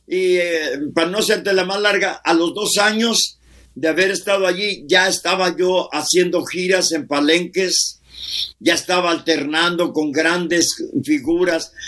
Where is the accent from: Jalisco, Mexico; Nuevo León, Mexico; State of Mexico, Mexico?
Nuevo León, Mexico; Monterrey; also born or lived in Tamaulipas / Río Bravo, Tamaulipas; nací obviamente aquí en Monterrey, Nuevo León, México